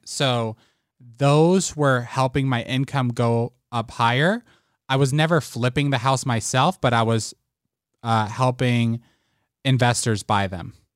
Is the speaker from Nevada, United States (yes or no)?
yes; Las Vegas, Nevada, United States; also born or lived in Puerto Rico; I was born in Puerto Rico, um, moved to Las Vegas when I was six years old